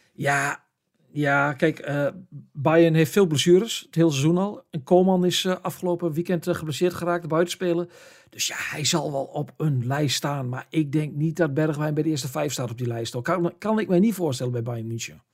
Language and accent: Dutch; the area of Heracles, Overijssel, Netherlands; Heracles, een club uit, uit het gebied waar ik vandaan kom